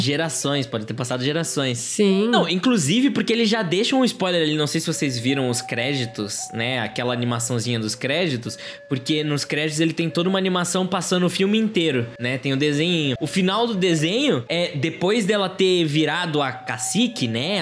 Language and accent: Portuguese; Brazil; Como brasileiro, apesar de português e 100% do sangue de português, como brasileiro, eu, eu, sou